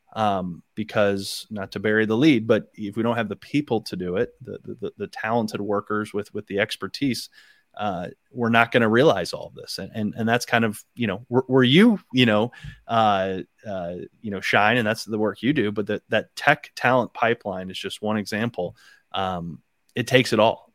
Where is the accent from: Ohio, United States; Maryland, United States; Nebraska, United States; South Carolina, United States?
Ohio, United States; Akron; moved away; I'm from the Akron area